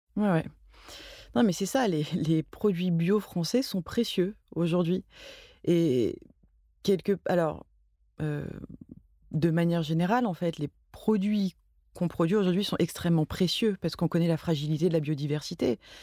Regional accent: Marseille, Provence-Alpes-Côte d'Azur, France; moved away as an adult; now in Paris, France; j'ai grandi euh, surtout à Marseille. Mais je suis pas marseillaise parce que c'est très important de le dire pour les Marseillais.

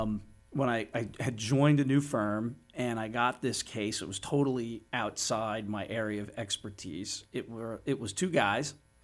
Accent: River Edge, New Jersey, United States; I grew up in River Edge, New Jersey, in Bergen County.

